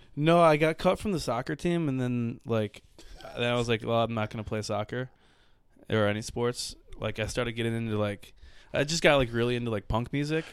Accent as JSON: {"language": "English", "town": "Livonia", "region": "Michigan", "country": "United States", "said": "Livonia, Michigan."}